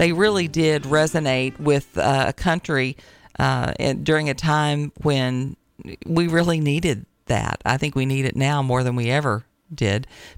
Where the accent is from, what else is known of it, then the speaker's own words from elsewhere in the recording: Tennessee, United States; also born or lived in Virginia; It was interesting to me once I moved to Virginia, because I was from Tennessee originally